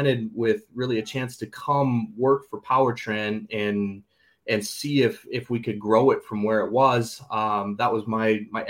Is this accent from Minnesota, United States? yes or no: yes; St. Cloud, Minnesota, United States; I grew up here in St. Cloud, Minnesota